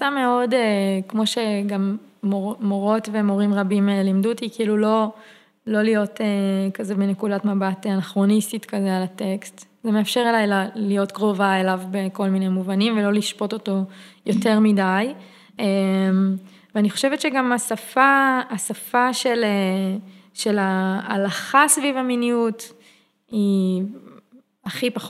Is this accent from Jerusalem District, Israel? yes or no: no; Karmiel, Northern District, Israel; אני גדלתי בכרמיאל, יצאתי מהארון בכרמיאל, לא בתל אביב